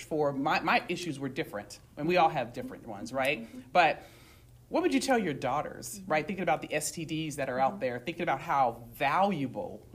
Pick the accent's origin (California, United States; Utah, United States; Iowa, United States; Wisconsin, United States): California, United States; San Bernardino; moved away; I came from San Bernardino, right? You can remove a girl out the hood, but I'm from San Bernardino